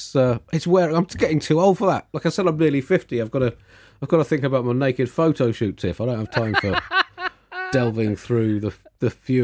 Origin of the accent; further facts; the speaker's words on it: Tunbridge Wells, South East England, United Kingdom; there's a prominent broadsheet newspaper in this country that I grew up with living in Tunbridge Wells.